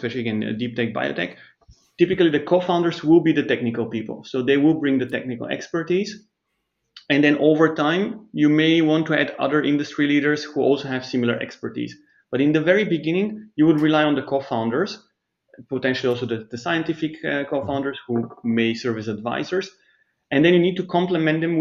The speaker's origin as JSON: {"language": "English", "country": "Bulgaria", "tie": "born or raised there", "also_born_or_lived": "Germany / Switzerland", "moved": "as an adult", "said": "I grew up in Bulgaria, but then I moved to Germany and Switzerland"}